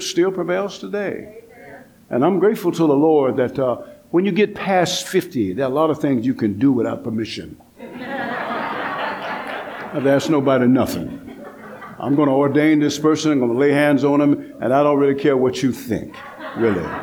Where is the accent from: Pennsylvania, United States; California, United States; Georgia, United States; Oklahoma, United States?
Georgia, United States; Atlanta; I come from the South, Atlanta, Georgia.